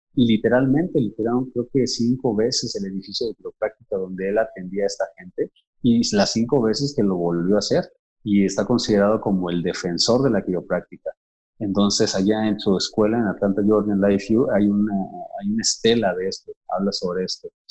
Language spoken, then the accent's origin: Spanish; Mexico; nosotros como mexicanos